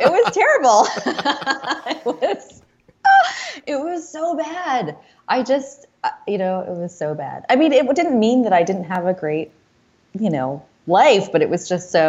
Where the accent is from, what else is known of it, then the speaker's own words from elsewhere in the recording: Groton, Massachusetts, United States; moved away as an adult; also born or lived in India / Indiana; now in Washington, D.C., United States; No, I was raised in Massachusetts. And then I went to school in Indiana. And then I came here after graduation.